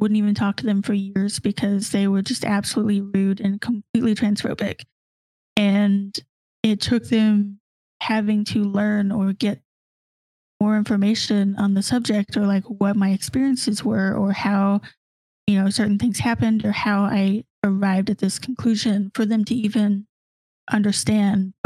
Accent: the South, United States; growing up in the South

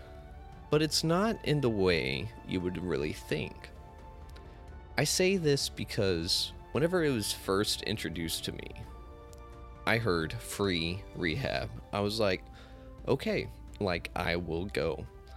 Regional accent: Amarillo, Texas, United States; I'm not from Dallas. I'm from Amarillo, the true North Texas

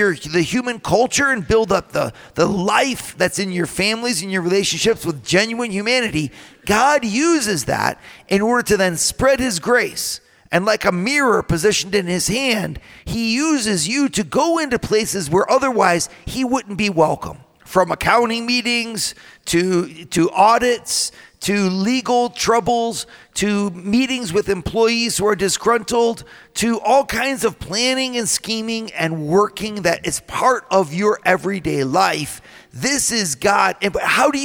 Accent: Toledo, Ohio, United States; my hometown of Toledo, Ohio

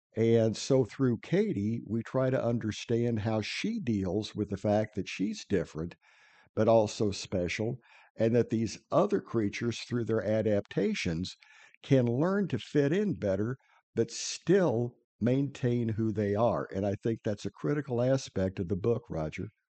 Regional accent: Midwest, United States; moved away; I'm originally from the Midwest

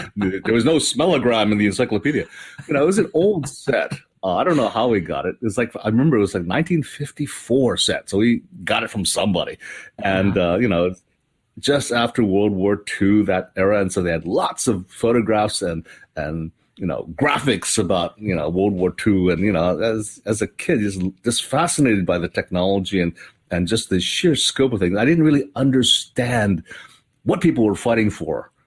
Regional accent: Hawaii, United States; moved away; I grew up in Hawaii

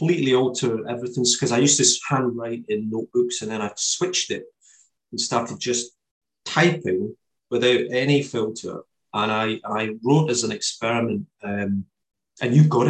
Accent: Kilsyth, Scotland, United Kingdom; Kilsyth is my hometown, which is where my books are based

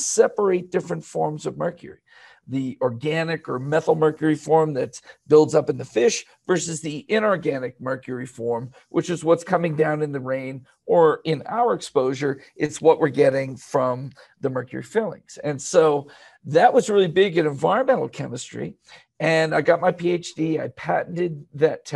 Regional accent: Bethlehem, Pennsylvania, United States; I was born in Steeltown, actually, mm-hmm. Bethlehem, Pennsylvania

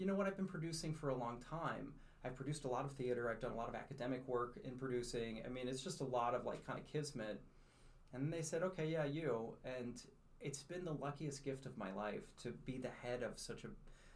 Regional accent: North County, Missouri, United States; I'm born and raised in North County.

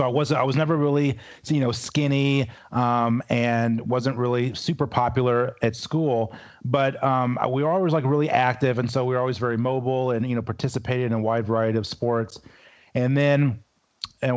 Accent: Louisville, Kentucky, United States; I'm originally from Louisville, Kentucky

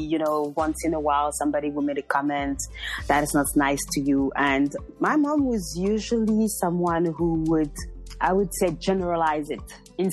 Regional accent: Beauvais, Hauts-de-France, France; also born or lived in Paris, France / Montreal, Canada; I was born in France. I was born in a small town called Beauvais.

